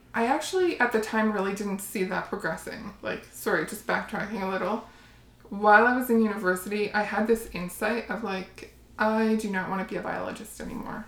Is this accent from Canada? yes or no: yes; Windsor, Ontario, Canada; moved away as an adult; also born or lived in Calgary / Austria; i grew up in windsor ontario um, but previous to that, um, so I moved to Windsor when I was, I think, 4